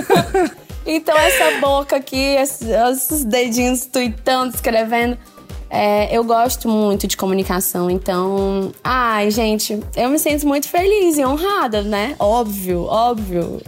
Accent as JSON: {"language": "Portuguese", "town": "Fortaleza", "region": "Ceará", "country": "Brazil", "said": "sou de Fortaleza"}